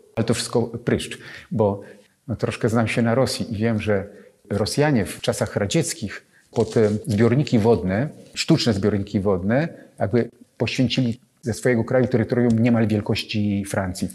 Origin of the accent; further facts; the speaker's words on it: Sochaczew, Masovian Voivodeship, Poland; zacząłem szkołę podstawową w miasteczku powiatowym pod Warszawą, w Sochaczewie